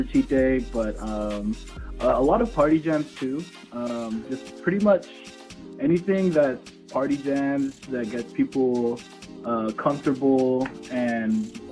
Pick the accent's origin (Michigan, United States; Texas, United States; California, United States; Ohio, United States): California, United States; Vallejo; now in San Francisco, United States; I'm from Vallejo, California. I live in San Francisco currently